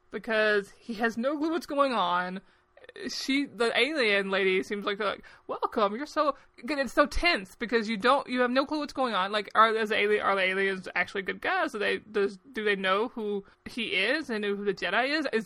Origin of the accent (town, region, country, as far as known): United States